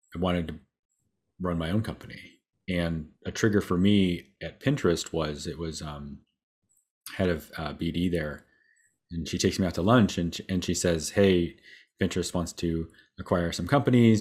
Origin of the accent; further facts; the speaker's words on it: Waterville, Ohio, United States; I'm from, uh, Northwest Ohio